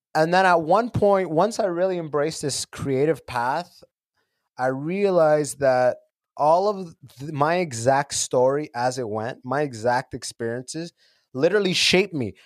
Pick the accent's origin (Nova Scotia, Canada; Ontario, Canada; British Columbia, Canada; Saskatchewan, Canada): Ontario, Canada; London; also born or lived in Sudan / United States; now in Toronto, Canada; I grew up in London, Ontario